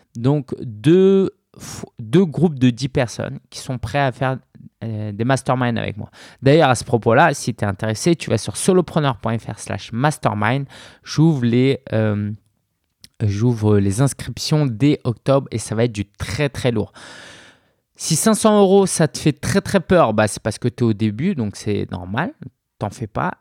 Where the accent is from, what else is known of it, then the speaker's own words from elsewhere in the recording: Paris, Île-de-France, France; depuis Belleville, euh, là où j'ai grandi